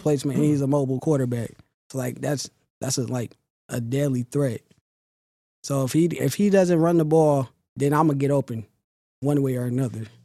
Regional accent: Sacramento, California, United States; I started when I was, like, nine or ten in Sacramento. That's from my hometown

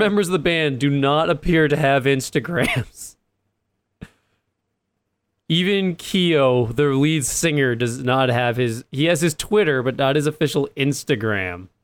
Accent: East Coast, United States; I'm from the East Coast

